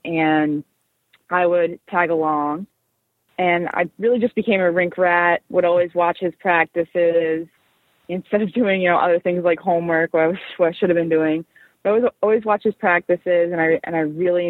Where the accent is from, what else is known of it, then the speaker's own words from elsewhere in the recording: Westfield, New Jersey, United States; also born or lived in Providence, Rhode Island; I grew up in Westfield, New Jersey, actually not too far from the Riveters home rink in Newark